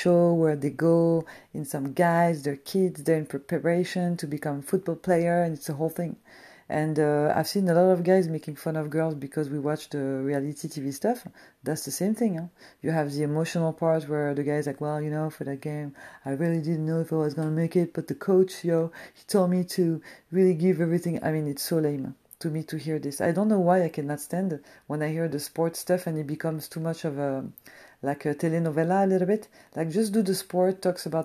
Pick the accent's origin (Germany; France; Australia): France; moved away; I'm a chick from France